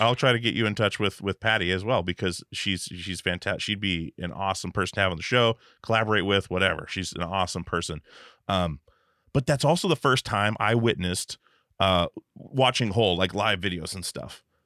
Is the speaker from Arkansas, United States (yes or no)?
no; Alaska, United States; moved away; I was from Alaska